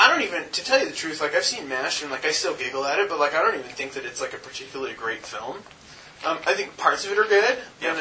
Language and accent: English; North Carolina, United States; I grew up in North Carolina and I was like the only brown kid around for like 100 miles in any direction